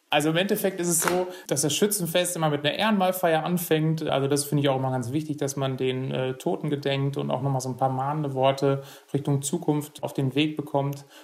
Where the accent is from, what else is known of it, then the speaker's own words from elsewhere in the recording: Erle, North Rhine-Westphalia, Germany; bei uns in Erle